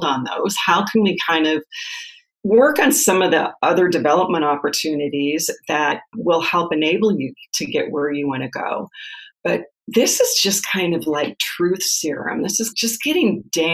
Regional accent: Nebraska, United States; moved away as an adult; also born or lived in Phoenix, Arizona; move from Phoenix back to Nebraska to my hometown

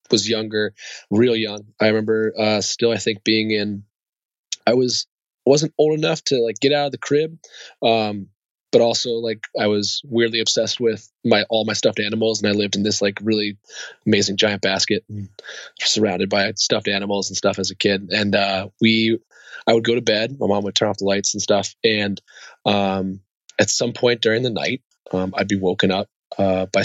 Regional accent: Germany; born there; Yeah, so I, I was born in Germany.

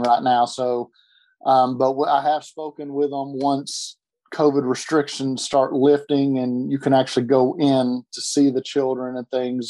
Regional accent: Lexington, Kentucky, United States; now in Chattanooga, United States; I'm originally from Lexington, Kentucky

